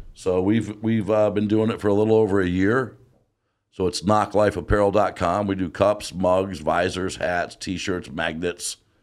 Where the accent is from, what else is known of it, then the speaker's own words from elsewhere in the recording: Detroit, Michigan, United States; we're from Detroit, and we've been Lions fans.